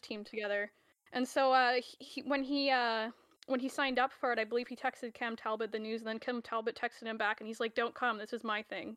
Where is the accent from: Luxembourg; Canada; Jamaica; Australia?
Canada; I am the resident Canadian